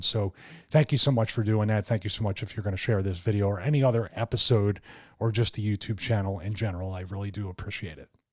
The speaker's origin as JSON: {"language": "English", "town": "Philadelphia", "region": "Pennsylvania", "country": "United States", "tie": "born or raised there", "said": "growing up in Philadelphia"}